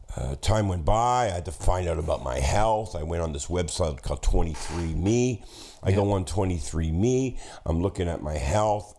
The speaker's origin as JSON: {"language": "English", "town": "Hamilton", "region": "Ontario", "country": "Canada", "tie": "born or raised there", "said": "growing up in Hamilton"}